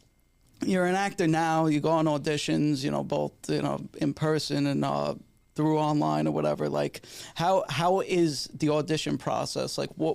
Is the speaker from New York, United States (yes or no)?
yes; New York City, New York, United States; moved away as an adult; now in Los Angeles, United States; we're both from Staten Island